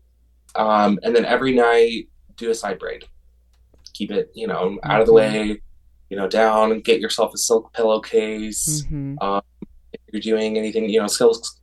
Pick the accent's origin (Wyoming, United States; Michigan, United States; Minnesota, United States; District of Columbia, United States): Wyoming, United States; Riverton; moved away as an adult; also born or lived in Denver, Colorado / San Francisco Bay Area, California / Boise, Idaho; I was born and raised in Riverton.